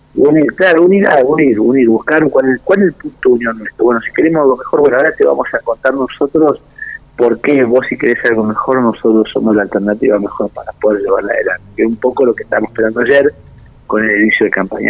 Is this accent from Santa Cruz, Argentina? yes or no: yes; Santa Cruz, Argentina; así está mi provincia hoy